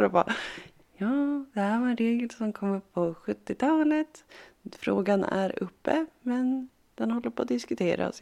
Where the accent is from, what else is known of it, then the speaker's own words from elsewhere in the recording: Harbo, Uppsala County, Sweden; moved away; när jag var liten och så när jag bodde hemma i Harbo